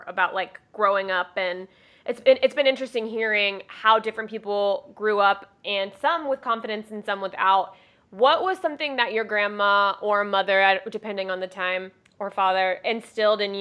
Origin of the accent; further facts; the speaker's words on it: Jacksonville, Florida, United States; I spent most of my childhood in Jacksonville, Florida